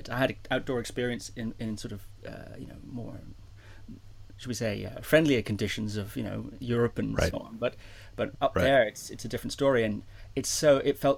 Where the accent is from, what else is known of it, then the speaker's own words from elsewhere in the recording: Shetland Islands, Scotland, United Kingdom; I was born in Scotland. Okay. And I grew up in a place called the Shetland Islands